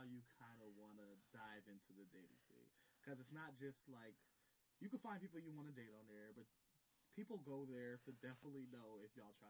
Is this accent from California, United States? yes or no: yes; Southern California, United States; moved away; I'm from Southern California.